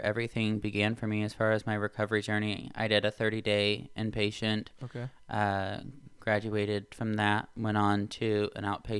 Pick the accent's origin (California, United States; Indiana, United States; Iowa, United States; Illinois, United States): Indiana, United States; So I grew up in Indiana. I moved away for college.